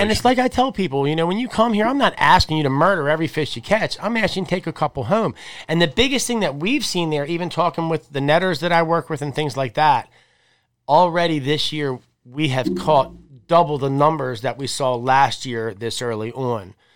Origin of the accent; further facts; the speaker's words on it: Bush River, Maryland, United States; I grew up on the Bush River